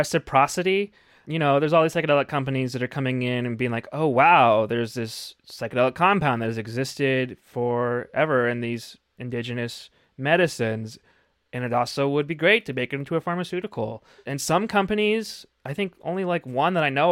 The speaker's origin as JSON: {"language": "English", "region": "Arizona", "country": "United States", "said": "I'm from Arizona"}